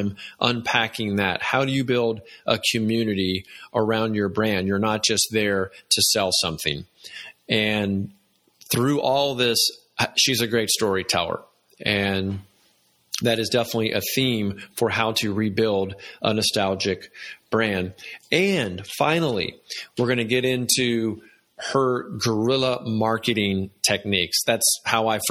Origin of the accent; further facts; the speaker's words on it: Atlanta, Georgia, United States; growing up in Atlanta and being a Southerner